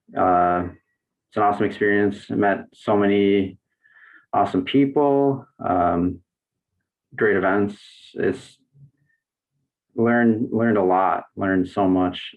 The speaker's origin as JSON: {"language": "English", "town": "Racine", "region": "Wisconsin", "country": "United States", "tie": "born or raised there", "also_born_or_lived": "Burlington, Wisconsin", "moved": "as an adult", "lives_now": "Milwaukee, United States", "said": "I grew up in Racine, Wisconsin, which is like 40 minutes south from here"}